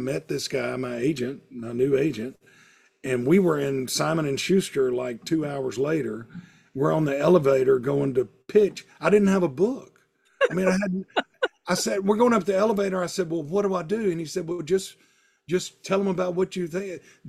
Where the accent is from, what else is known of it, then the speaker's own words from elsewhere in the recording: the South, United States; I would have stories about food in the South and growing up in the South, like I do in the column.